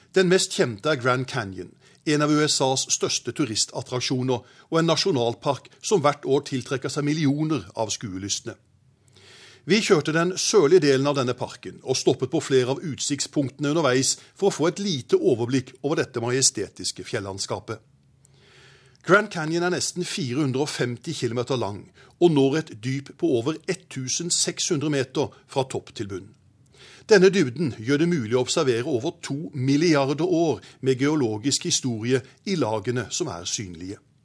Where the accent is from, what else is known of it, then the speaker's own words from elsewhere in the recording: Arendal, Agder, Norway; min hjemby Arendal